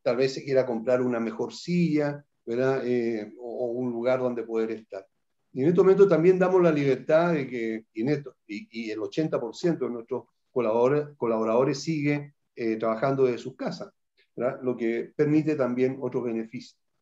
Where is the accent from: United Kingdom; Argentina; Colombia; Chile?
Chile; aquí en nuestro país